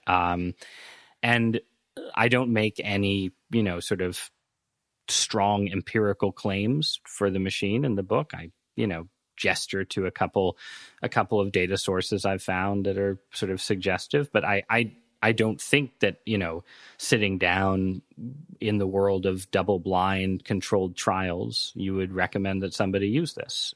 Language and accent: English; Northeast, United States; growing up in the Northeast, in pretty liberal parts of society